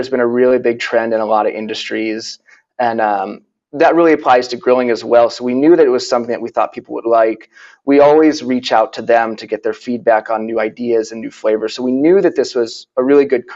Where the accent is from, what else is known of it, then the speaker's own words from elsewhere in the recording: Boston, Massachusetts, United States; moved away as an adult; also born or lived in Santa Barbara, California; now in Oakland, United States; I grew up in New England in the Boston area.